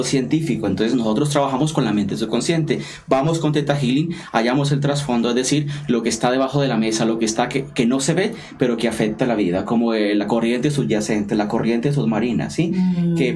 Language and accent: Spanish; Colombia; now in London, United Kingdom; soy sacerdote colombiano, estoy radicado en Reino Unido, especialmente en la ciudad de Londres